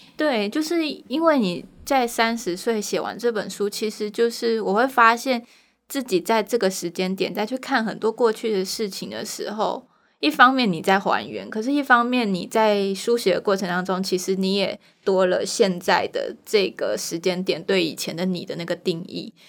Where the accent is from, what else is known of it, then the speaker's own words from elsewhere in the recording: Taiwan; 他们后来才来台湾，我在台湾出生